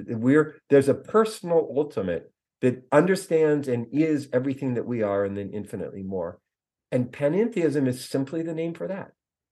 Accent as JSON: {"language": "English", "region": "California", "country": "United States", "said": "So I'm a kid from the Redwood Forest and the Pacific Coast."}